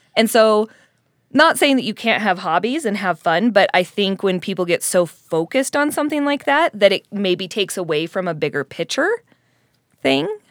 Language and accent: English; Colorado, United States; now in Utah, United States; being in Utah and growing up in Colorado